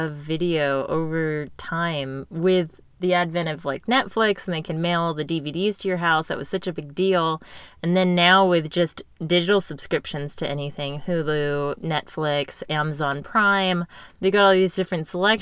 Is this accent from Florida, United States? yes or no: no; Galt, California, United States; we also did not have a movie theater in my hometown